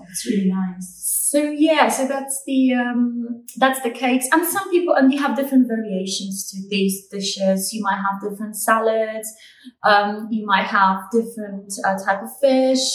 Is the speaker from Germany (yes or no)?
no; Poland; moved away as an adult; now in United Kingdom; I'm Polish or as British.